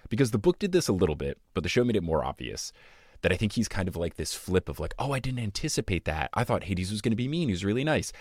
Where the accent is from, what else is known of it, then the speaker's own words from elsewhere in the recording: United States; I am American